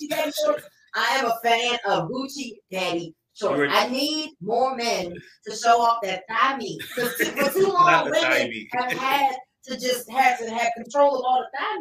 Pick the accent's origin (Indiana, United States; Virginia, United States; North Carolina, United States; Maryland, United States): Maryland, United States; Upper Marlboro; moved away as an adult; also born or lived in Catonsville, Maryland; now in Toledo, United States; I'm originally from Upper Marlboro, Maryland.